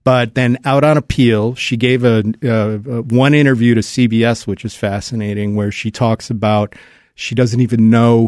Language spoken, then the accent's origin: English; Cleveland, Ohio, United States; my hometown, Cleveland, Ohio